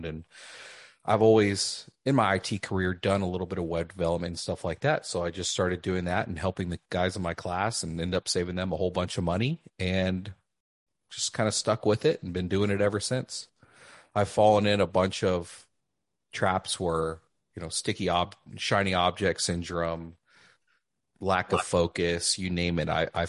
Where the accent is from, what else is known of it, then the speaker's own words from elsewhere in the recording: Lubbock, Texas, United States; moved away as an adult; also born or lived in San Diego; now in San Antonio, United States; End up moving back with my new wife to my hometown of Lubbock